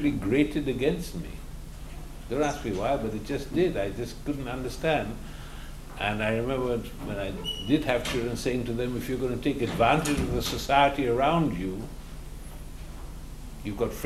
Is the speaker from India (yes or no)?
yes; Mumbai, Maharashtra, India; moved away as an adult; also born or lived in England / Canada; now in United States; since I was born and educated in India, then was further educated in England and lived in Canada for almost 30 years and then moved to this country